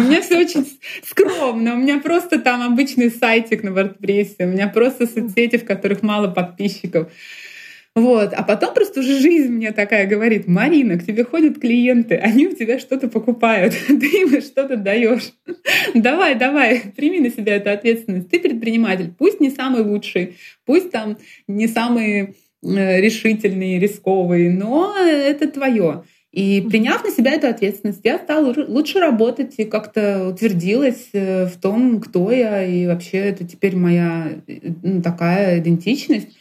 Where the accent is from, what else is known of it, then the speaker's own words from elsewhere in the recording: Kyiv, Ukraine; moved away as an adult; also born or lived in Russia; now in Moscow, Russia; я родилась в России и жила первые несколько лет в России, в Киеве оказалась просто в детстве с, с мамой